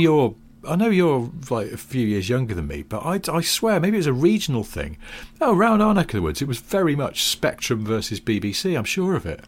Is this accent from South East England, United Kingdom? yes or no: no; the Northwest, North West England, United Kingdom; growing up in the Northwest